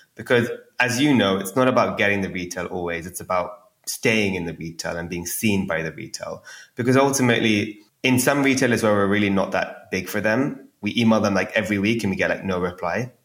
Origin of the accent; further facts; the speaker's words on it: India; growing up in India